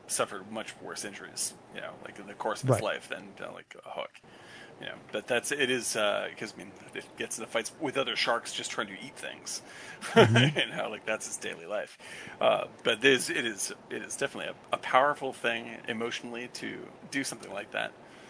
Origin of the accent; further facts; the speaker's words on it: Cape Cod, Massachusetts, United States; I grew up on Cape Cod